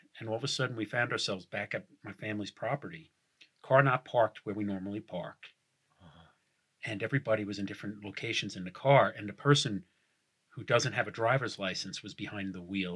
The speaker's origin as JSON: {"language": "English", "region": "New York", "country": "United States", "said": "I'm from New York"}